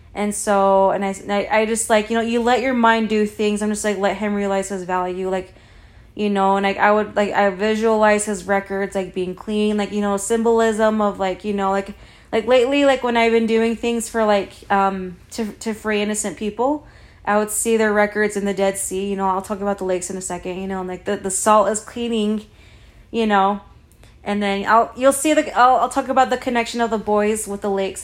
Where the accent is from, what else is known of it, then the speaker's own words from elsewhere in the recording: Provo, Utah, United States; I'm Mexican, but I was born in the U S, you know, I was born in Provo, Utah